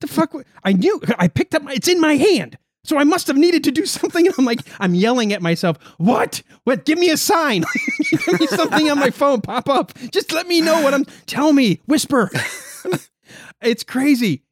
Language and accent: English; United States; I'm an American